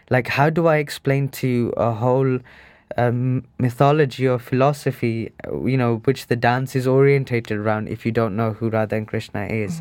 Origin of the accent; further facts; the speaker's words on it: Birmingham, West Midlands, United Kingdom; I was born in Birmingham, um, in nineteen eighty-four.